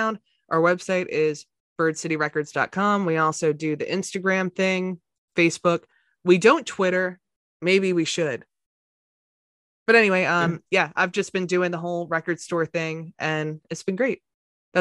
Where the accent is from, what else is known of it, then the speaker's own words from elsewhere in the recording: Waldorf, Maryland, United States; hometown of Waldorf, Maryland